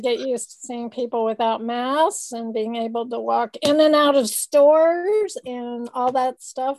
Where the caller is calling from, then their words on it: California, United States; I'm calling from sunny California.